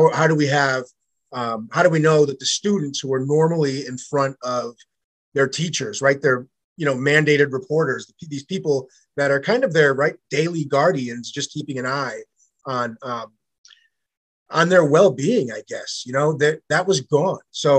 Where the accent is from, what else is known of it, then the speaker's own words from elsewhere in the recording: New York, United States; So I grew up in New York for a small portion of my life.